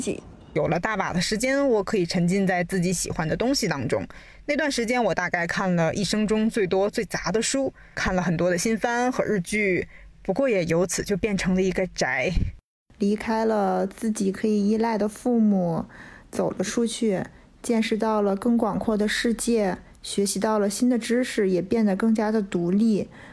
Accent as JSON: {"language": "Chinese", "region": "southern China", "country": "China", "also_born_or_lived": "Beijing", "moved": "yes", "said": "作为一个南方人到北方，而且是帝都这样的一个城市上学"}